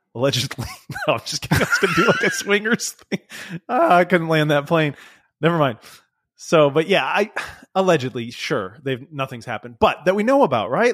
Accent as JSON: {"language": "English", "country": "United States", "said": "I'm, I'm American."}